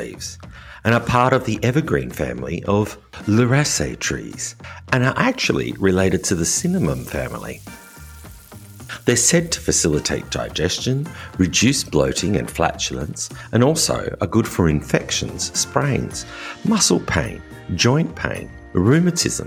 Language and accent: English; Australia; now in France; As an Australian living in rural France